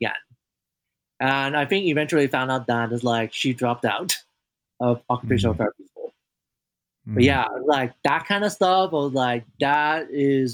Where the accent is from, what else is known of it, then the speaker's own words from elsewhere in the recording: Hong Kong; now in United States; I grew up in Hong Kong